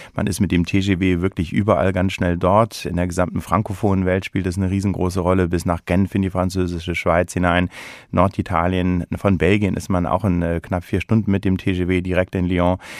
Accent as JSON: {"language": "German", "country": "Germany", "tie": "born or raised there", "also_born_or_lived": "London / Switzerland / United States", "moved": "as an adult", "lives_now": "Berlin, Germany", "said": "bin eben gebürtiger Deutscher"}